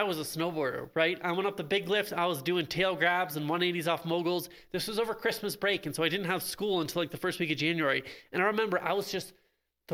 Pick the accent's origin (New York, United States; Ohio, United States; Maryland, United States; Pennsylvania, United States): Pennsylvania, United States; central; I grew up on the East Coast in Pennsylvania, actually riding a tiny little mountain called Tussie Mountain in central Pennsylvania